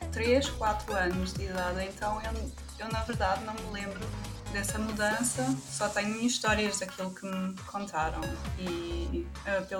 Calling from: Nuremberg, Bavaria, Germany; É, eu estou em Nuremberg, na Alemanha.

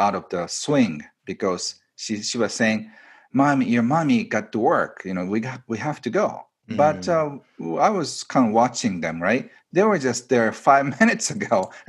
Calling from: Japan; I am doing this from my retreat center, which is outside of Tokyo, about 2-hour drive.

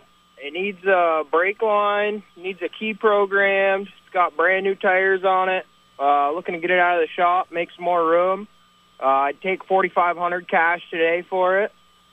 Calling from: Franklin, United States; …, and from Franklin.

